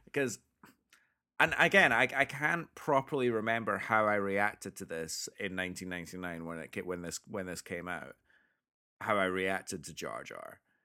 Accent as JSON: {"language": "English", "region": "Scotland", "country": "United Kingdom", "tie": "born or raised there", "said": "we grew up in Scotland, one of the whitest places on the planet."}